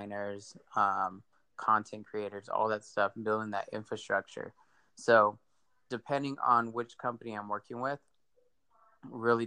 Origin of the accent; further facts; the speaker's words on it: Victorville, California, United States; I grew up a little east of you in Victorville